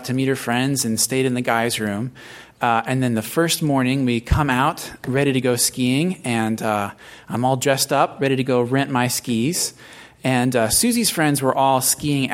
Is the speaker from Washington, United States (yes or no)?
yes; Seattle, Washington, United States; I grew up in Seattle